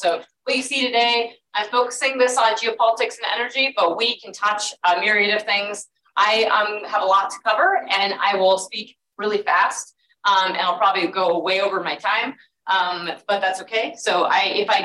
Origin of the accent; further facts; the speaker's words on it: Southwest Wyoming, Northwest Colorado, United States; also born or lived in London / Washington, D.C.; I grew up in Northwest Colorado, Southwest Wyoming.